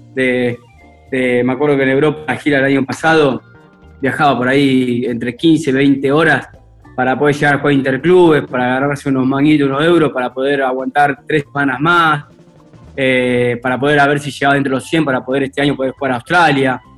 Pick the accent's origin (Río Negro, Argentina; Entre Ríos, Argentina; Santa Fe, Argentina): Santa Fe, Argentina; Rufino; also born or lived in Venado Tuerto; yo nací en Rufino, venado torto